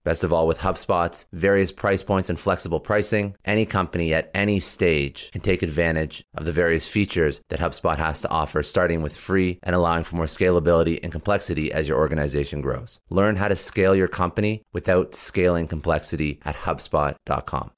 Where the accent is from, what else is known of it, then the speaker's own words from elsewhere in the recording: Canada; I'm actually Canadian